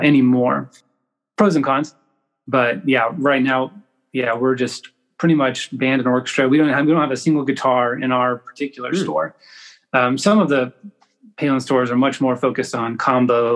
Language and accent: English; Edmond, Oklahoma, United States; moved away as an adult; now in Jenks, United States; I grew up in Edmond, Oklahoma, which is a nice little suburb just north of Oklahoma City